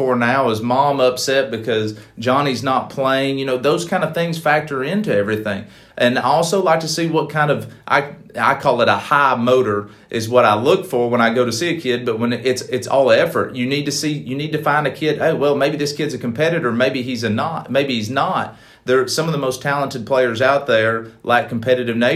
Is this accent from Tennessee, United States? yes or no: yes; East Tennessee, United States; moved away as an adult; also born or lived in Huntsville, Alabama; now in Alabama, United States; near my hometown in East Tennessee